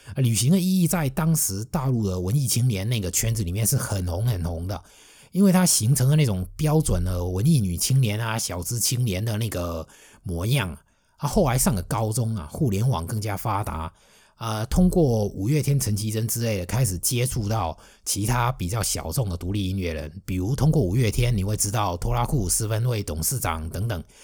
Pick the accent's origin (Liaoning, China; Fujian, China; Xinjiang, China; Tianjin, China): Fujian, China; also born or lived in Shanghai; 我是一个福建人，而且是福建南方沿海的